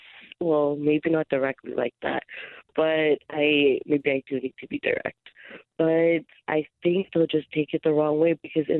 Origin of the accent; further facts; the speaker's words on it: Philippines; we're a Filipino family, so it's gatherings, there's 20 people.